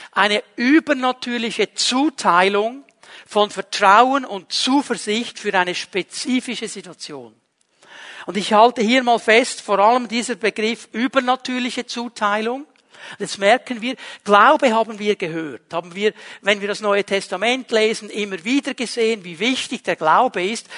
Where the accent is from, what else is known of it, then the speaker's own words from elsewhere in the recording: Switzerland; bei uns in der Schweiz